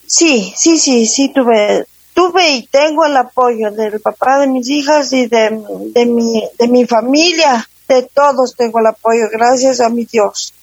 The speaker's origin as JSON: {"language": "Spanish", "town": "Guaranda", "region": "Bolívar", "country": "Ecuador", "also_born_or_lived": "Quito, Ecuador", "moved": "yes", "said": "Yo soy guarandeña, yo me fui a la ciudad de Quito, viví en Quito 23 años"}